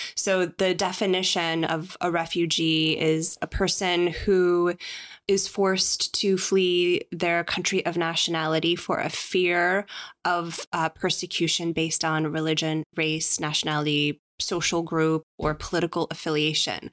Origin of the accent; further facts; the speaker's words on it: Chicago, Illinois, United States; I am a Chicagoan